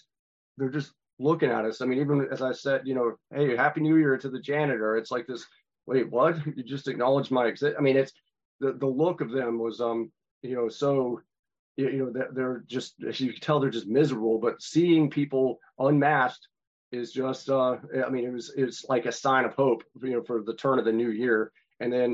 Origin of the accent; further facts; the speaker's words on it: North Carolina, United States; my home state of North Carolina